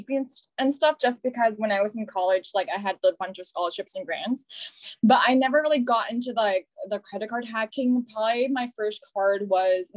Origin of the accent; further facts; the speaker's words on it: Los Angeles, California, United States; moved away as an adult; also born or lived in San Francisco / New York; I'm originally from Los Angeles.